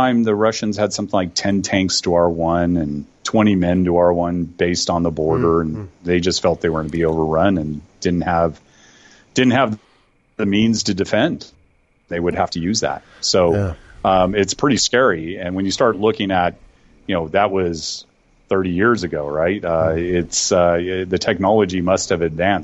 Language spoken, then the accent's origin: English; Oakdale, California, United States; moved away as an adult; also born or lived in Taiwan / Hong Kong / South Korea / China; now in Singapore; I grew up on a cattle ranch just east of San Francisco out in the valley. Very close to a little town called Oakdale.